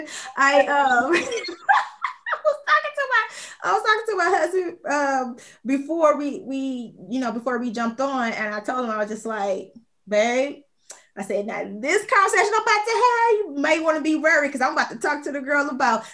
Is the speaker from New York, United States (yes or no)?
no; Chicago Heights, Illinois, United States; also born or lived in Minnesota / Georgia / Texas; now in Houston, United States; Born and raised in Chicago Heights, Illinois